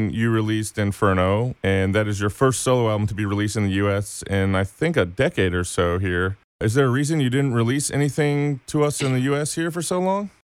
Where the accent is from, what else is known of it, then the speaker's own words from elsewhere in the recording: Laurel, Maryland, United States; moved away; also born or lived in Baltimore, Maryland; I grew up in Laurel all the way through my teens